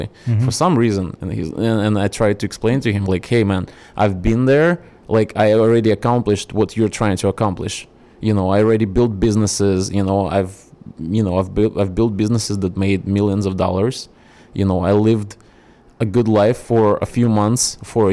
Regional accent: Chelyabinsk, Chelyabinsk Oblast, Russia; English is a second language; moved away as an adult; now in United States; I'm not from Moscow, I'm from a city called Chelyabinsk

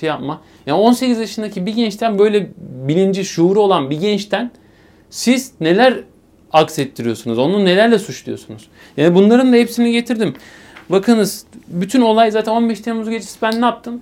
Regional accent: Eskişehir, Turkey; 3 Haziran 1996 Eskişehir doğumluyum.

